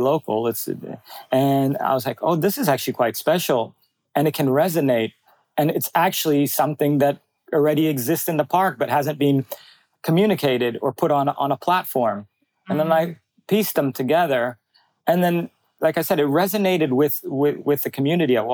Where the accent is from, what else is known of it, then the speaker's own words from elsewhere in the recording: Bali, Indonesia; my whole growing up in Bali was nature-based